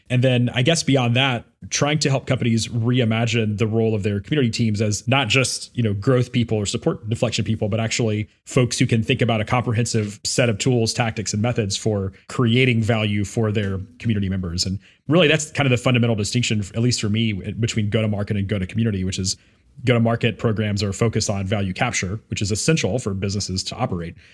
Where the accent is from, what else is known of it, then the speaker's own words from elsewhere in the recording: Memphis, Tennessee, United States; my hometown of Memphis, Tennessee